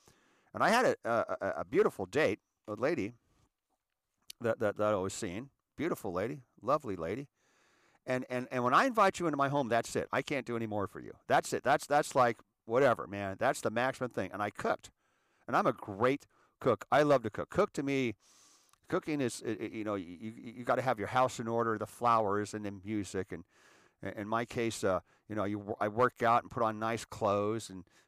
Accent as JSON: {"language": "English", "town": "Erie", "region": "Pennsylvania", "country": "United States", "tie": "born or raised there", "said": "Because I was raised in Erie."}